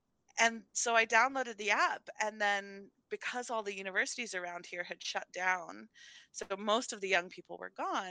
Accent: Amherst, Massachusetts, United States; also born or lived in Brooklyn, New York; when I was 5, we moved to Massachusetts

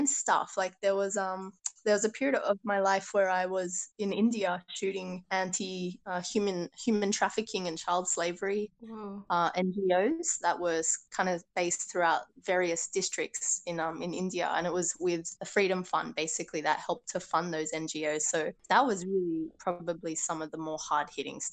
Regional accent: Sydney, New South Wales, Australia; moved away as an adult; also born or lived in Los Angeles, United States; now in London, United Kingdom; I was born in Australia and I am a filmmaker by trade

